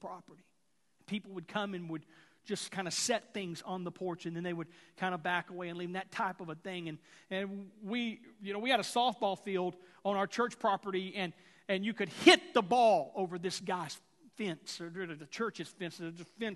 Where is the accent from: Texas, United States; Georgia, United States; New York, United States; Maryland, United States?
Texas, United States; Houston; growing up in Houston